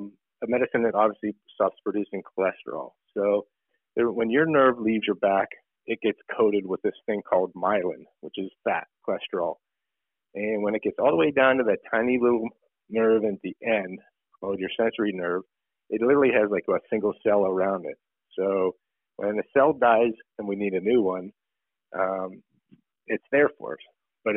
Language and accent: English; Pittsburgh, Pennsylvania, United States; Went to North Hills High School and went away for a little bit for schooling and then came back and started my practice in 2004.